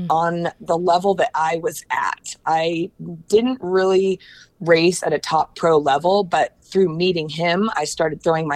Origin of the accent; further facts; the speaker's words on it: Portland, Oregon, United States; moved away as an adult; also born or lived in Los Angeles, California; moving from my hometown of Portland, Oregon to Los Angeles